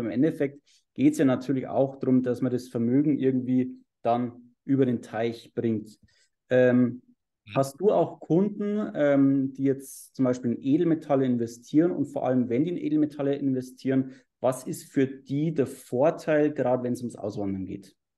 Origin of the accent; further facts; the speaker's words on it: Bavaria, Germany; bei uns in Bayern äh, so anschaust, wir haben ja diese, diese Holzfassaden